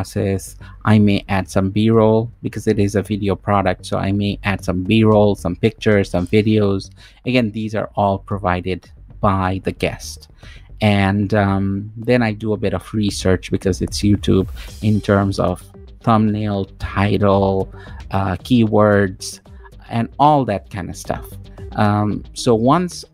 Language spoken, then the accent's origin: English; Toronto, Ontario, Canada; I'm from Toronto, Canada